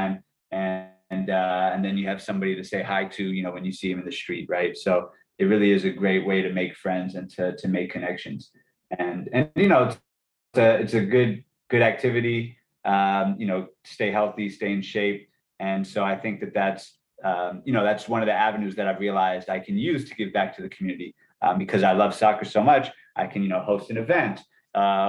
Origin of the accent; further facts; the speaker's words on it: Montgomery County, Maryland, United States; also born or lived in Silver Spring, Maryland; I've lived in Montgomery County my entire life, you know, so I'm an American, right?